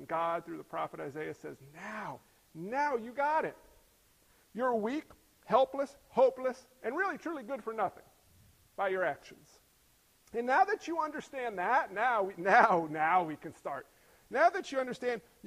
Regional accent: New York, United States; I'm from New York. I was born in New York

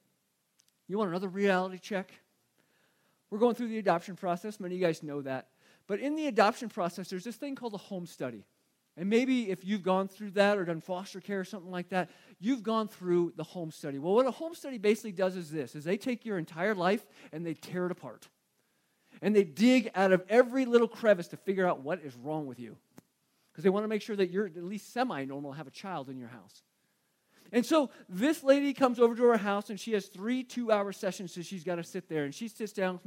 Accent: Phoenix, Arizona, United States; I grew up in Phoenix. So growing up in Phoenix, you kind of remember all the radio stations

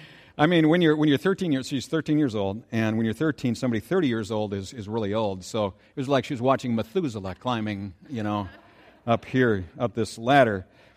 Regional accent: Saint Paul, Minnesota, United States; I first met this thing that I'm calling rarefied air when I was a kid growing up in the Battle Creek area of St. Paul.

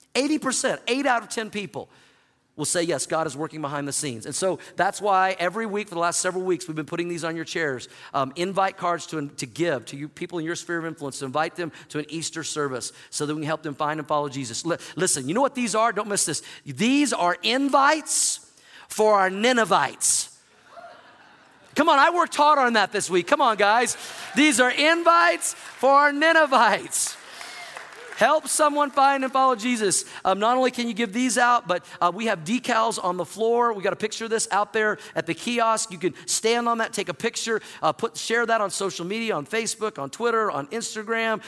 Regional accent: Oklahoma, United States; moved away as an adult; also born or lived in Missouri; now in Denver, United States; I grew up in Oklahoma

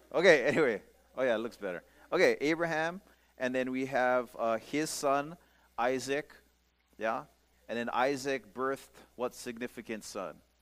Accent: Pukalani, Hawaii, United States; I grew up in the Church of a Nazarene uh, church over here in Pukalani

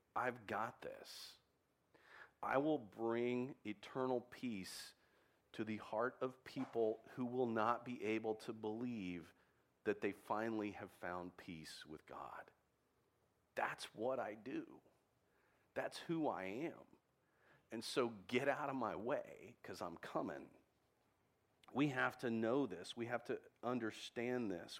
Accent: Texas, United States; I'm a Texan

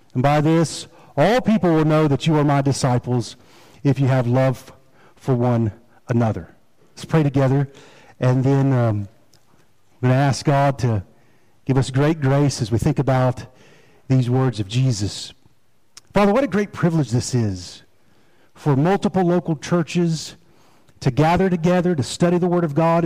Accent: Rocky Mount, North Carolina, United States; also born or lived in Fayetteville, North Carolina; Now, I consider Rocky Mount home

